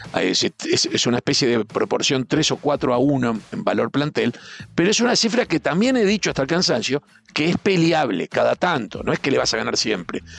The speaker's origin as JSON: {"language": "Spanish", "country": "Uruguay", "said": "como uruguayo"}